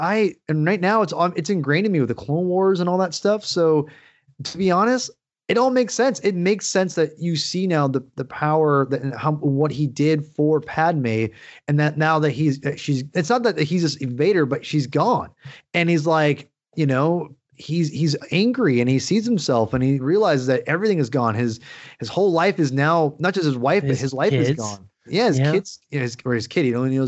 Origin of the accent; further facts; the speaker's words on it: Washington, United States; And, I grew up 45 minutes outside of Seattle